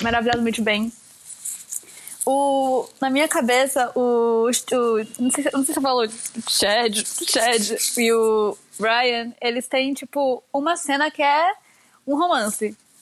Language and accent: Portuguese; São Paulo, Brazil; also born or lived in Curitiba, Paraná, Brazil; eu nasci em Curitiba e vim para São Paulo